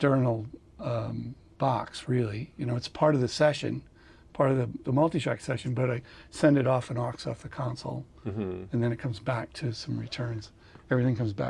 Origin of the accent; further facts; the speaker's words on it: Greenwich, Connecticut, United States; I grew up in Greenwich, Connecticut